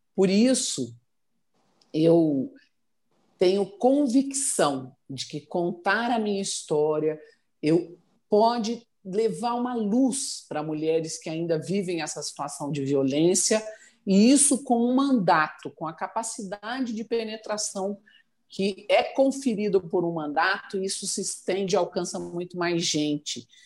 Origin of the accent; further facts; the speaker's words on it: Cianorte, Paraná, Brazil; moved away as an adult; also born or lived in Curitiba; now in Goiânia, Brazil; eu nasci no Paraná e renasci em chão goiano. Eu fui transferida é, de Curitiba para Goiânia é, no dia 10 de fevereiro de 86